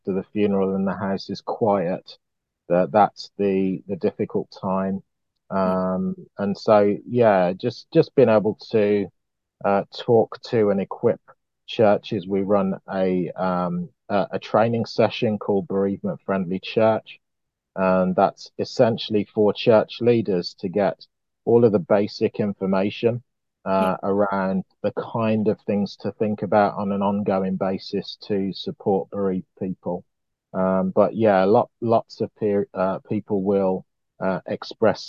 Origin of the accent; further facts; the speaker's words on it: Birmingham, West Midlands, United Kingdom; I am a Brummie, a very proud Brummie